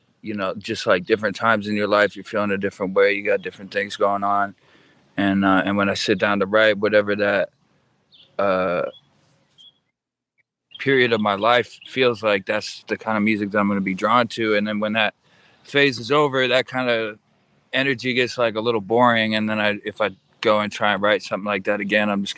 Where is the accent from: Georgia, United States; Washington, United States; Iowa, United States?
Iowa, United States; I'm from Iowa